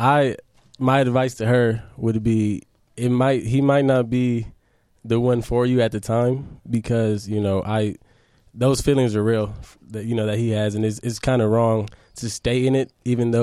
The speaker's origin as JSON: {"language": "English", "town": "Los Angeles", "region": "California", "country": "United States", "said": "I'm from South Central LA."}